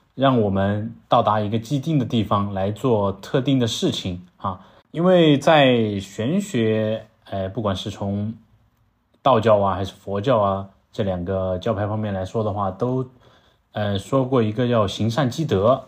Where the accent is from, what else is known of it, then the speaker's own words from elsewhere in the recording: Langzhong, Sichuan, China; accent: southern; 我的老家，啊，阆中